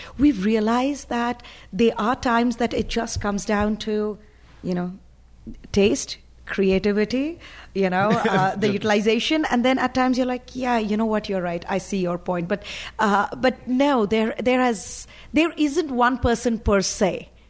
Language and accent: English; India; English is a second language; now in United States; because when I came from India, you know, interesting is actually had a really good connotation right over there.